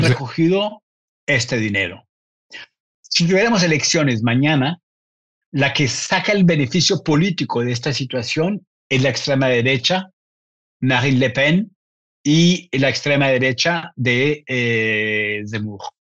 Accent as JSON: {"language": "Spanish", "country": "Colombia", "tie": "born or raised there", "said": "nací en, en Colombia"}